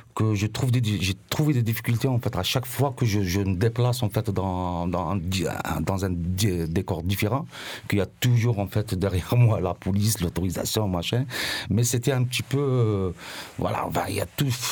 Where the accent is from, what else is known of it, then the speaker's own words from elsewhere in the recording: Mostaganem Province, Algeria; moved away as an adult; now in Marseille, France; ma ville natale qui s'appelle Mostaganam